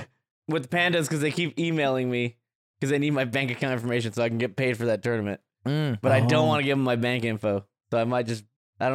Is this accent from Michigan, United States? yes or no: no; Norwalk, California, United States; I grew up in Norwalk